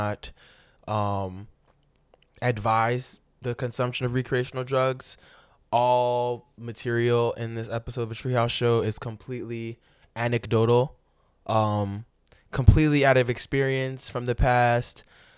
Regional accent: Florida, United States; born there; I was born in Florida, you know, it'd be nice, you know, to just, I hadn't been there in like 10 years, 15, maybe 20.

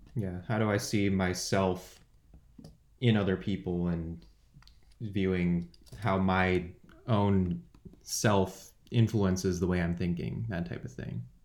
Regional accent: San Jose, California, United States; I'm from San Jose, California. Uh, I lived there my whole life until going to college

